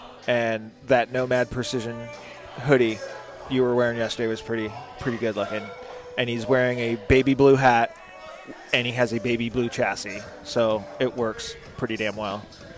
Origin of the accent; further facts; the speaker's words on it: Arizona, United States; I'm from Arizona.